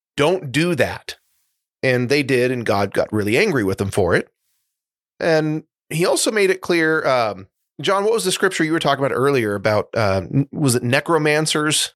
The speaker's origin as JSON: {"language": "English", "town": "Seattle", "region": "Washington", "country": "United States", "tie": "born or raised there", "said": "I grew up in Seattle"}